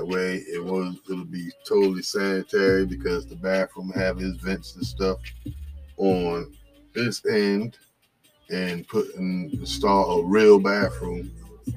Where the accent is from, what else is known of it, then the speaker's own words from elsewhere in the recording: New Jersey, United States; I'm from New Jersey